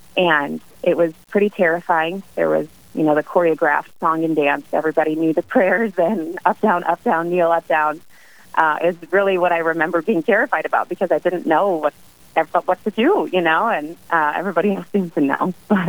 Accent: Hawaii, United States; born there; now in Wisconsin, United States; I grew up in a military family. We moved a lot. I'm not originally from Wisconsin. I was born in Hawaii. We lived in many states, 10-plus cities

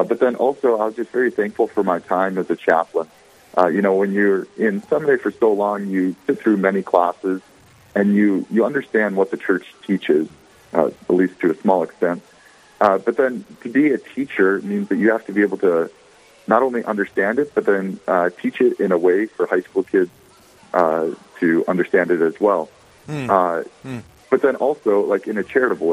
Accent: Bismarck, North Dakota, United States; also born or lived in St. Paul, Minnesota / Dickinson, North Dakota; I'm from Bismarck, North Dakota, born and raised

